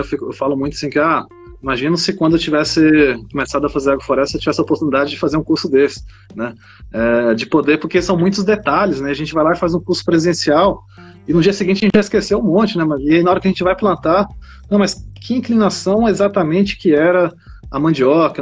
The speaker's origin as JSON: {"language": "Portuguese", "region": "Goiás", "country": "Brazil", "tie": "born or raised there", "also_born_or_lived": "Piauí", "moved": "yes", "said": "cresci em Goiás, né, na Chapada dos Veadeiros, onde meu pai tinha fazendas"}